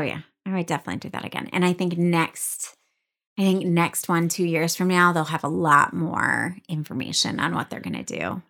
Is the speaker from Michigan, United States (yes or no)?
yes; Michigan, United States; I grew up in Michigan